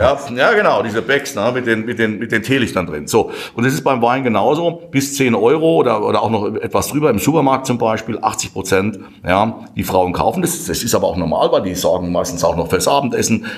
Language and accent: German; Kirchheim an der Weinstraße, Rhineland-Palatinate, Germany; wir Pfälzer